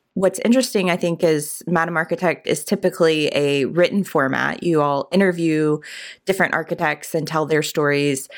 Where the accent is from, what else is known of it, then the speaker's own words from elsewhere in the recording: Richmond, Virginia, United States; I grew up in Richmond